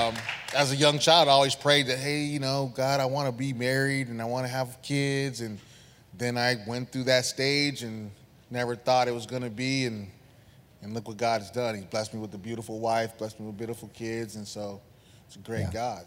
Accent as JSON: {"language": "English", "town": "San Diego", "region": "California", "country": "United States", "tie": "born or raised there", "said": "we grew up in San Diego, went to Lincoln High School"}